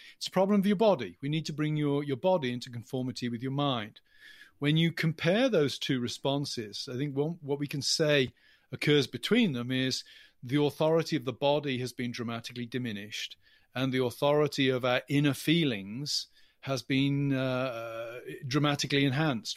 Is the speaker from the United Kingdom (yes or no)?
yes; England, United Kingdom; accent: English; now in United States; As you can tell from my accent, I, I'm English, not American